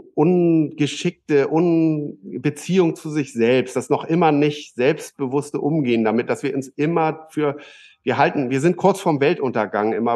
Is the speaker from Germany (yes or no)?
yes; Germany; als Deutsche